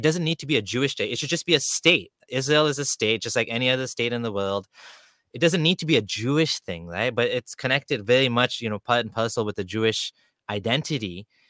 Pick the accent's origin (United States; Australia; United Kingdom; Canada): Canada; I'm 97% Indian and Pakistani from that area, according to my genetics. But like, I'm Canadian.